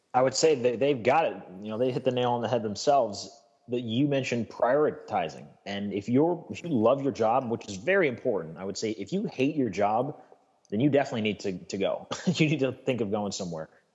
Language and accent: English; United States; as an American